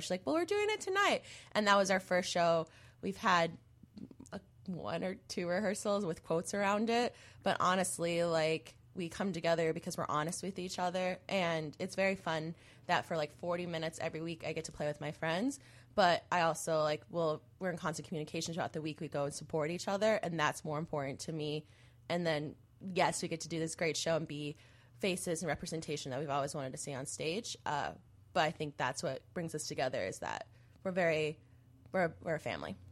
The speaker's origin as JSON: {"language": "English", "town": "Mesa", "region": "Arizona", "country": "United States", "tie": "born or raised there", "moved": "yes", "said": "I'm from Arizona, and so is Allison. We actually grew up in the same city."}